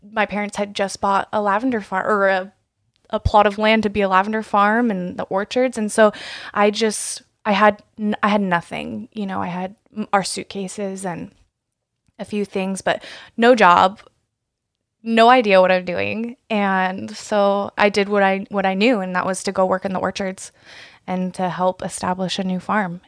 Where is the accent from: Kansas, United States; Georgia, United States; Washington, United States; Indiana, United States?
Washington, United States; East Wenatchee; also born or lived in George, Washington; I grew up in East Wenatchee, and we would spend our summers driving out here working on our apple and cherry orchards